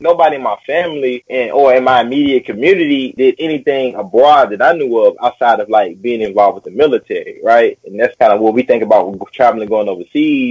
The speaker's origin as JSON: {"language": "English", "town": "Nashville", "region": "Tennessee", "country": "United States", "tie": "born or raised there", "also_born_or_lived": "Paraguay", "moved": "as an adult", "lives_now": "China", "said": "I'm originally born and raised in Nashville, Tennessee, my whole life"}